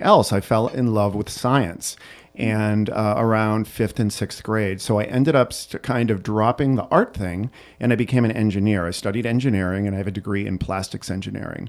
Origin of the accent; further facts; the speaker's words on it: Burlington, Massachusetts, United States; also born or lived in Florence, Italy; now in Chicago, United States; I grew up i, right outside of Boston, Massachusetts, in a town called Burlington